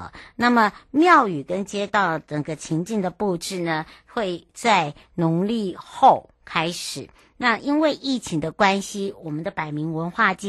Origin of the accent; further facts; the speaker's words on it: Penghu County, Taiwan; 那么为了让大家呢营造一个平安，然后又让让大家觉得我们澎湖人是很好客，好兼具友善又有文化